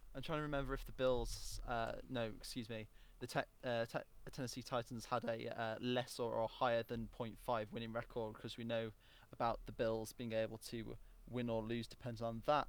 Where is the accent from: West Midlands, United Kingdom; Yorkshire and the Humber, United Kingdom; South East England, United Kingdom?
West Midlands, United Kingdom; Wolverhampton; my, my hometown team, but yeah, uh, Wolves